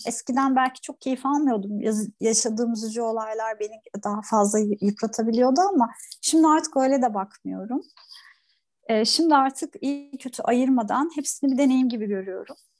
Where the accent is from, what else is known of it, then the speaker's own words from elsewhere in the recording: Turkey; ben bir sahil kasabasında büyüdüm